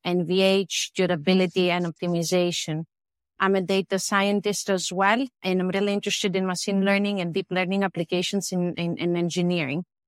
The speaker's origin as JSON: {"language": "English", "country": "Greece", "also_born_or_lived": "United States", "moved": "as an adult", "said": "I am originally from Greece. I came to the U S for master and P H D studies"}